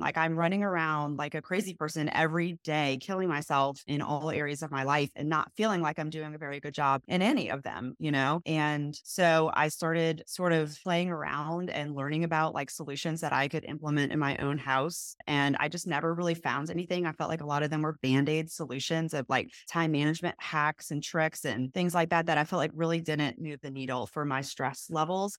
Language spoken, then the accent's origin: English; New Orleans, Louisiana, United States; I am from New Orleans. My husband is as well, and we are now raising our three children there